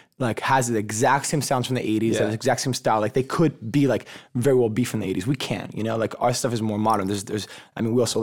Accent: United States; also born or lived in South America; I was born in South America, but I'm Jewish too. So like I grew up, I came, as soon as I came to America, I went to like a Jewish school because it let me go there for free because I was like a poor immigrant kid.

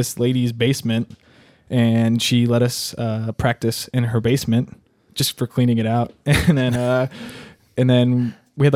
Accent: Gilbert, Arizona, United States; also born or lived in Texas; I'm from Gilbert

